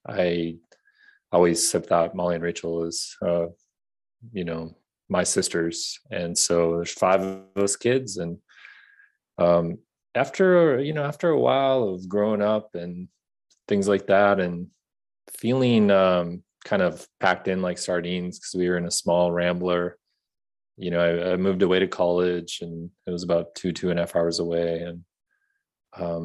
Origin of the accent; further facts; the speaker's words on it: Bloomington, Minnesota, United States; I grew up in Bloomington, Minnesota, just south of Minneapolis